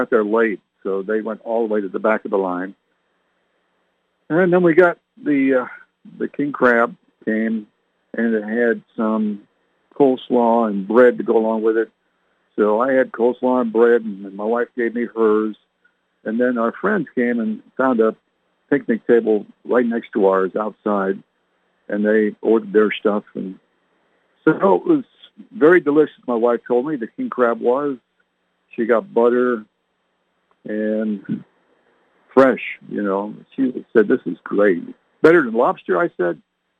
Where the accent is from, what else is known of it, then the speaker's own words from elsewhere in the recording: Canada; moved away; I was born and raised in Canada